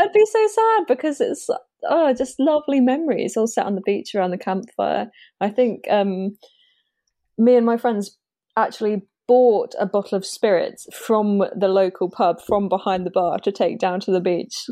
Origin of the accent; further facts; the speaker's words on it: Spexhall, East of England, United Kingdom; also born or lived in Great Yarmouth / Exeter / Bristol; now in Norwich, United Kingdom; I grew up in Suffolk, um, in a very small village called Spexel